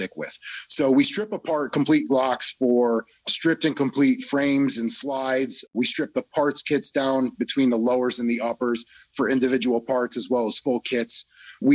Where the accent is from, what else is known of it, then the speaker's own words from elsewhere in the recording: Connecticut, United States; also born or lived in Florida; I'm from Connecticut. I lived in Florida for a while and then back up to Connecticut